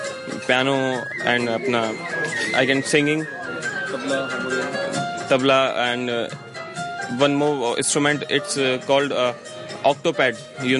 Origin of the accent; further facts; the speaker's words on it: Delhi, India; moved away as an adult; now in Hong Kong; Yeah, I'm from Delhi.